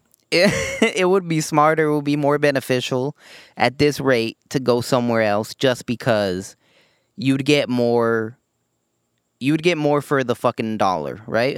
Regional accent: United States; as an American

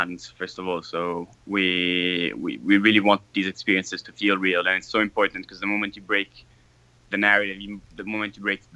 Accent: Rome, Lazio, Italy; I'm from Rome. I'm a Roman

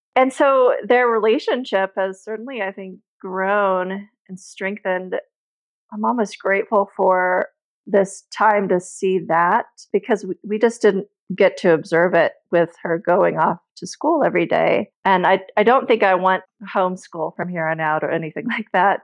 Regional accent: United States; now in Italy; my husband is french i'm american and we're in Italy

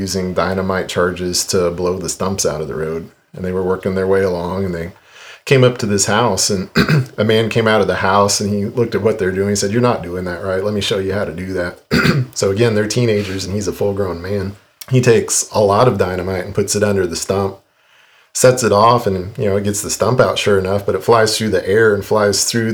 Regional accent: Independence, Missouri, United States; I grew up in Independence, Missouri

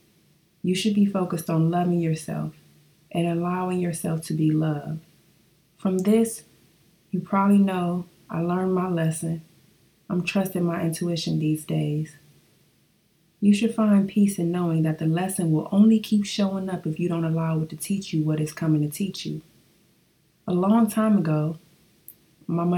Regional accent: Flint, Michigan, United States

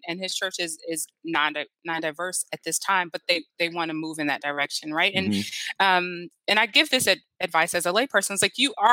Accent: United States; I'm an American

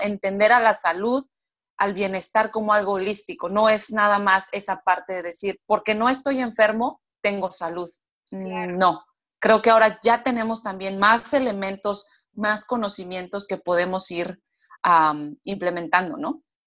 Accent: Mexico; moved away as an adult; also born or lived in United States / Brazil; yo soy mexicana, pero en dos diferentes países, Estados Unidos y Brasil

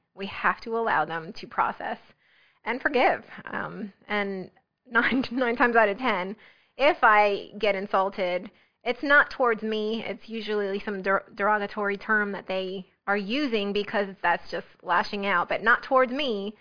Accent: New Jersey, United States; also born or lived in South Florida; now in South Carolina, United States; I was raised in New Jersey

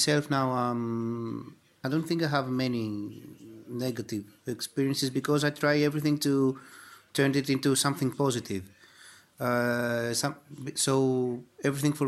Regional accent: Greece; we are from Greece

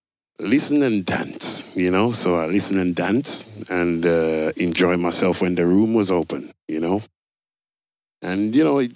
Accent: Birmingham, West Midlands, United Kingdom; also born or lived in Jamaica; born and grew in Birmingham, you know, and I kept going back to Jamaica at an early age, so it was a bit strange, you know. But born and bred in England, yeah.

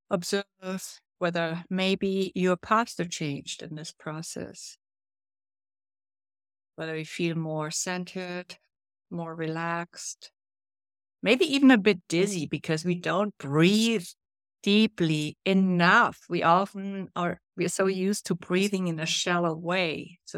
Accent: Brazil; now in New York City, United States; when I came from Brazil up to New York City, I didn't really feel confident.

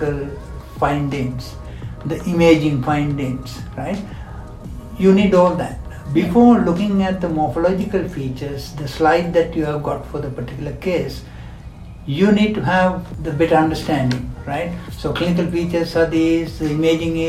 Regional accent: Sri Lanka; moved away as an adult; also born or lived in United Kingdom; now in Malaysia; I'm from Sri Lanka

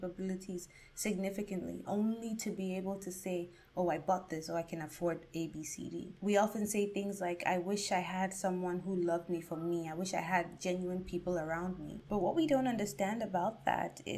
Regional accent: Ghana; myself as a Ghanaian and an African

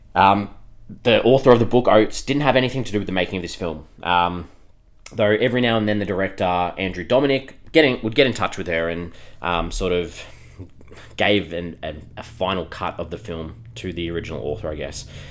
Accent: Australia; we're from Australia

